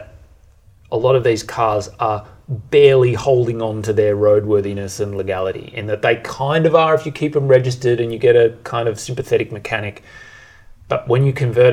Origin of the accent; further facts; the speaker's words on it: Bendigo, Victoria, Australia; growing up in Bendigo